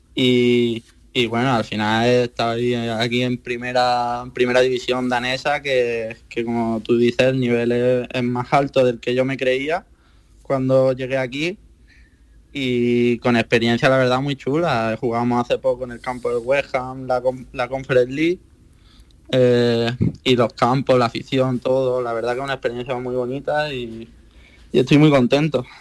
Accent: Málaga, Andalusia, Spain; moved away as an adult; now in Viborg, Denmark; yo que soy de Málaga

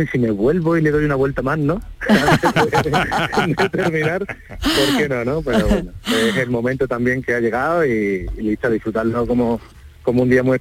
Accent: Ardales, Andalusia, Spain; moved away; me vuelvo de Tailandia a mi pueblo en bicicleta.

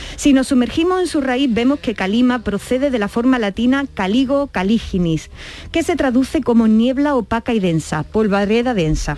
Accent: Andalusia, Spain; quienes somos de Andalucía

